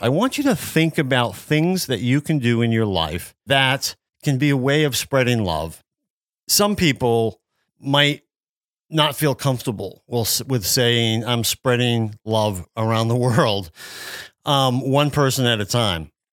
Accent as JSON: {"language": "English", "area": "Worcester area", "region": "Massachusetts", "country": "United States", "tie": "born or raised there", "moved": "yes", "said": "I grew up near Worcester in the Worcester area of Massachusetts. This is central Massachusetts"}